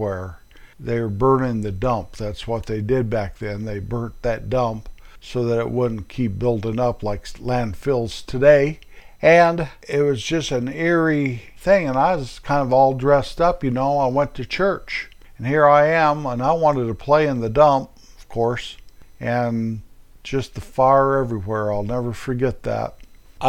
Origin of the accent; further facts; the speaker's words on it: Colorado, United States; also born or lived in California; we moved from California back to my hometown in Colorado